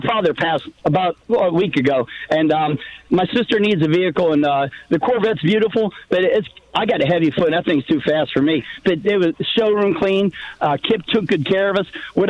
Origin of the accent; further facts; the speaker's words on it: Northern Virginia, United States; also born or lived in Pittsburgh, Pennsylvania; I'm originally from Pittsburgh, Pennsylvania. We moved to North Virginia when I was two